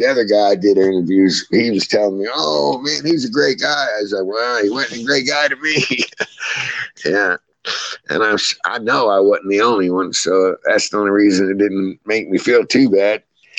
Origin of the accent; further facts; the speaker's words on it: West Virginia, United States; born there; also born or lived in Florida; He helped me a lot in Florida, because that's where I spent 50 years. Besides, I was born in West Virginia. That's where I'm at now.